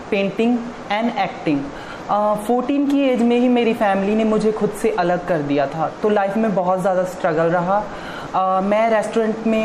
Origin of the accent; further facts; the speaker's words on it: Bihar, India; और मैं बिहार से बिलोंग करती हूँ